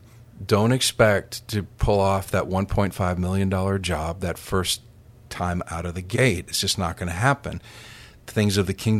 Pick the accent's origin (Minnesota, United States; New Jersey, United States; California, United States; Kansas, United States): Minnesota, United States; So my dad and I grew up in Minnesota